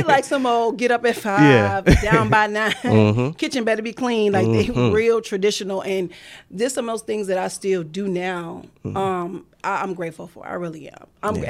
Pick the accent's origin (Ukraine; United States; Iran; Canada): United States; Pawleys Island, South Carolina; Originally, Pawleys Island, South Carolina.